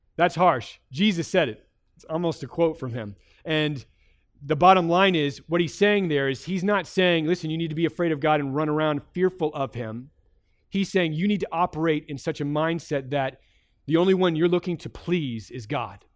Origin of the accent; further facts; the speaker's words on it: United States; as an American